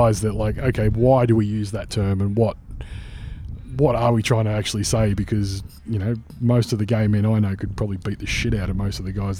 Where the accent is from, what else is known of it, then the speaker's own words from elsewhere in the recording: Australia; that's something that was like inbred into me growing up in Aussie culture as like a put down to a bloke who was soft or who was weak